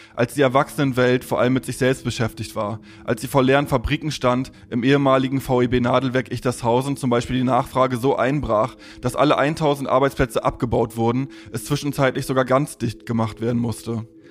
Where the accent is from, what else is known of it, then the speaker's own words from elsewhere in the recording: Stralsund, Mecklenburg-Vorpommern, Germany; also born or lived in Leipzig; ich bin 88 in Leipzig geboren und in Stralsund aufgewachsen